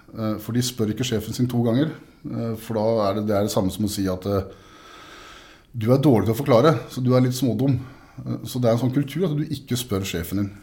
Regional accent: Grenland, Vestfold og Telemark, Norway; also born or lived in Siljan; men i Grenland, som jeg kommer fra, så er det jo en kultur fra industrien

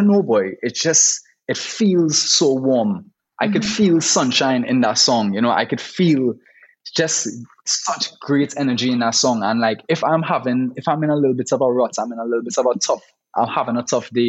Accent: Trinidad & Tobago; growing up in Trinidad

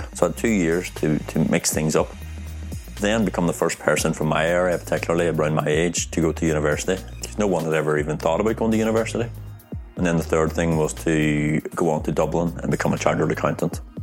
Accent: Strabane, Northern Ireland, United Kingdom; moved away as an adult; now in Stockholm, Sweden; my hometown is called Strabane, and it's in Northern Ireland

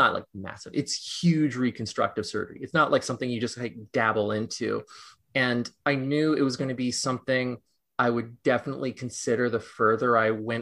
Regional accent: Los Angeles, California, United States; now in New York City, United States; I live in New York City and I was born in Los Angeles.

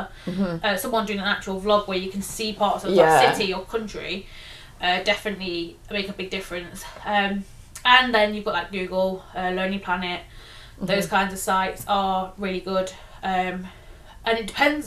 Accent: England, United Kingdom; we're very fortunate as English people that most people speak our language

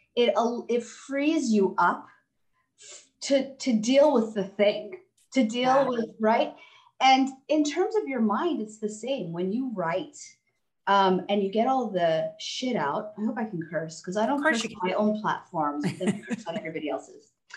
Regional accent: Texas, United States; also born or lived in California; looked like an immigrant, had immigrant parents, was living in Texas

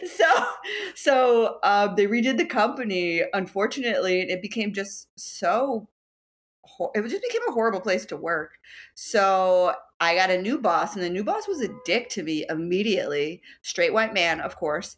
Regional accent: Dallas, Texas, United States; moved away as an adult; also born or lived in Houston, Texas / Lawrence, Kansas; now in New York City, United States; born in Houston, uh, but raised and lived most of my life in Dallas, Texas

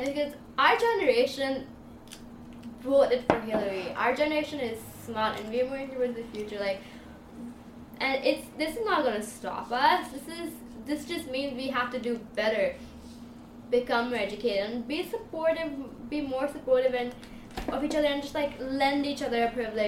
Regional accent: India; moved away; I'm from India.

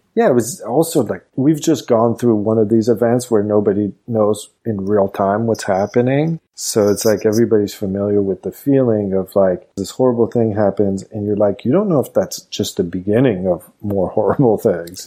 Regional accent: Montreal, Quebec, Canada; moved away as an adult; also born or lived in Los Angeles / New York; now in United States; growing up in Montreal, it was just like hyper social and just kind of mixed

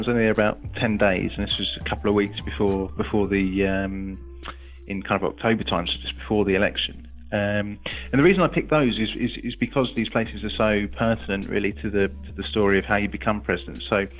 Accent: England, United Kingdom; you experience as being an Englishman abroad there.

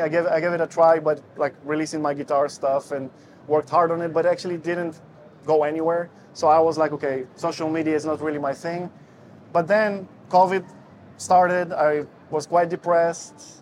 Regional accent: Israel; moved away as an adult; also born or lived in Russia; now in Netherlands; I'm originally from Israel. Well, the story goes this way. So, I was born in Russia. Then, my parents moved to Israel when I was five years old. And uh, when I was 19, I moved to the Netherlands

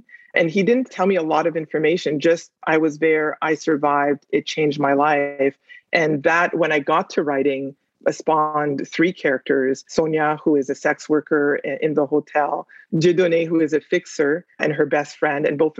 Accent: Port-au-Prince, Ouest, Haiti; moved away; Yeah, I'm originally from Haiti. I'm from Port-au-Prince.

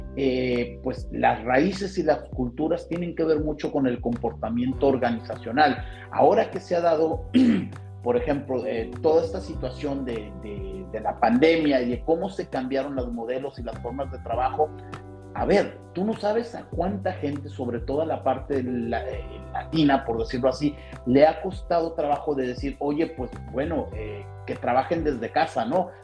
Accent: Tijuana, Baja California, Mexico; moved away as an adult; now in Spain; soy un, un tijuanense

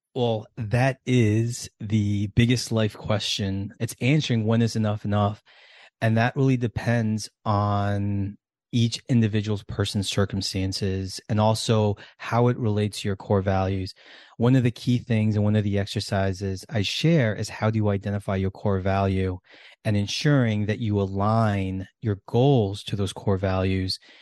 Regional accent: United States; how we grew up in America

